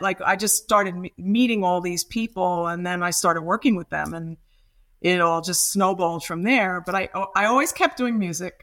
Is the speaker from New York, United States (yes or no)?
yes; New York City, New York, United States; moved away as an adult; also born or lived in Massachusetts; now in London, United Kingdom; I'm from Brooklyn, New York, and I was a rock and roll kid